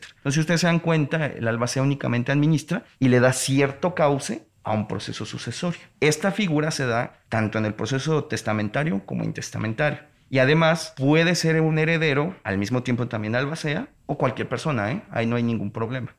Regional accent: Mexico; si nosotros como ciudadanos mexicanos estamos en el extranjero

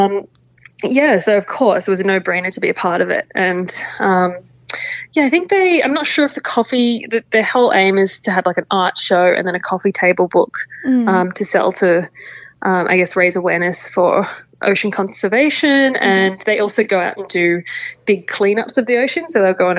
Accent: Papua New Guinea; I grew up in Papua New Guinea, and every weekend we're out on the islands

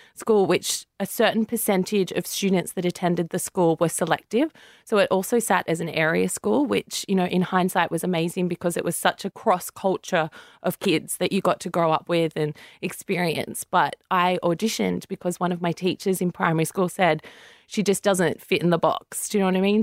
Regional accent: Central Coast, New South Wales, Australia; I'm from the Central Coast, so that's about two hours from Sydney

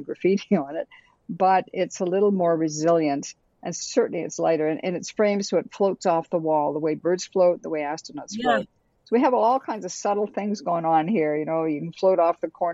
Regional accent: Sault Ste. Marie, Ontario, Canada; moved away; I grew up in the Sioux and was

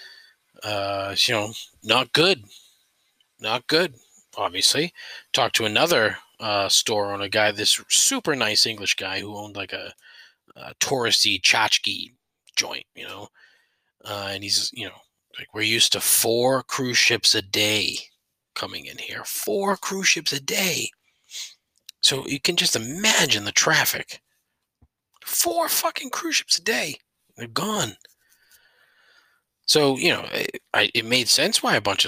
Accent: Boston, Massachusetts, United States; I'm from Boston

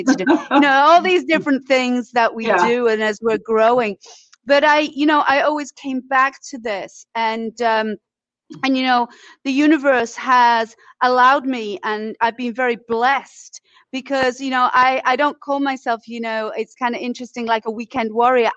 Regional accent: Leeds, Yorkshire and the Humber, United Kingdom; moved away as an adult; also born or lived in Isle of Wight; now in United States; I was raised in Yorkshire, in Leeds in Yorkshire

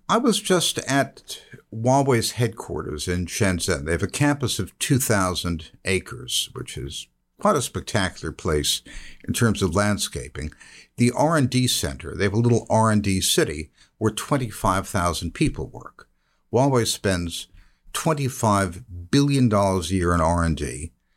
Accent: United States; I'm an American

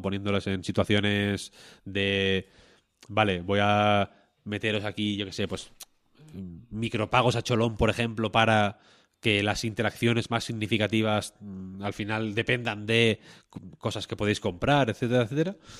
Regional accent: Spain

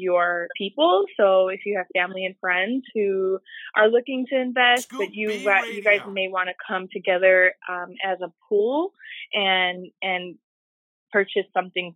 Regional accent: Chicago, Illinois, United States; I'm from Humboldt Park in Chicago

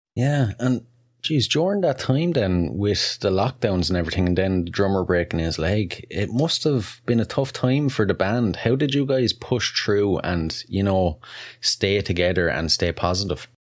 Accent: Wexford, Leinster, Ireland; wexford ireland first off that's a mouthful and that's actually my hometown

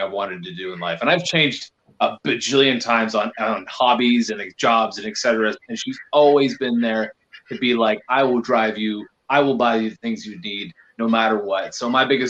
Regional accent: Canada; As much as Canadian as I am

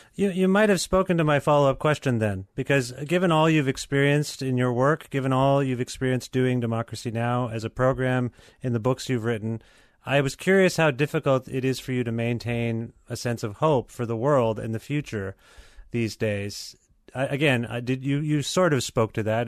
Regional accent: Guelph, Ontario, Canada; my hometown of Guelph.

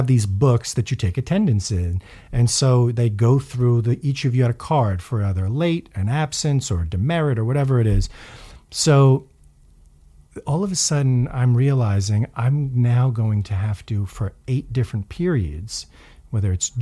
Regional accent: New York City, New York, United States; moved away as an adult; also born or lived in Pacific Northwest; now in Long Island, United States; growing up in Queens, really any of the five boroughs, but particularly Queens

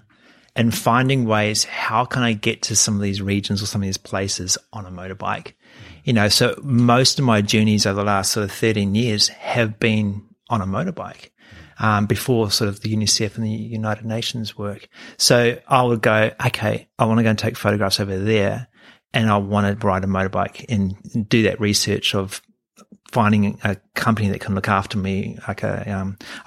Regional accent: New Zealand; moved away as an adult; also born or lived in Hamilton, New Zealand; now in Sydney, Australia; growing up in New Zealand, you are sheltered

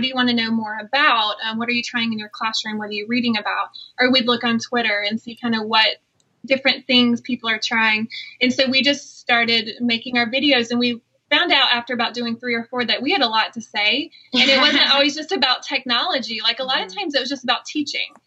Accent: South Carolina, United States; moved away; also born or lived in Iowa; I'm actually from South Carolina, so you might distinguish my voice because I have a little bit of an accent

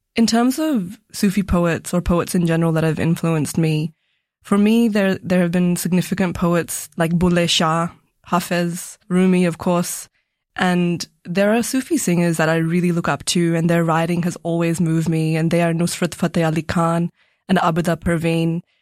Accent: Melbourne, Victoria, Australia; also born or lived in Punjab, India; growing up in Melbourne with my family

